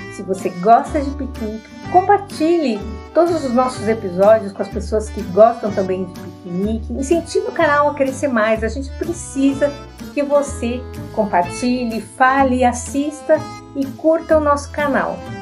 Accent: São Paulo, Brazil; estou aqui na minha cidade, São Paulo.

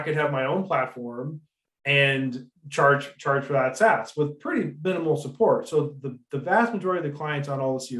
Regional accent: Detroit, Michigan, United States; now in Grand Junction, United States; Metro Detroit area. So I like to say I was forged in Detroit

